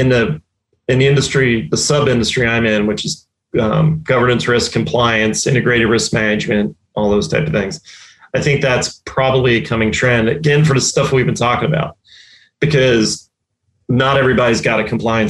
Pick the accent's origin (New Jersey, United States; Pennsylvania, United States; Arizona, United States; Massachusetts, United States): Pennsylvania, United States; Delaware County, outside Philadelphia; moved away as an adult; now in Tampa, United States; I grew up in Delaware County and outside Philly.